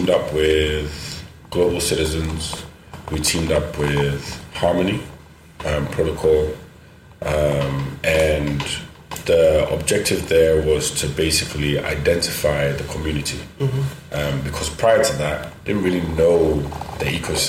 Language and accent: English; Ghana; our culture in Ghana, very conservative.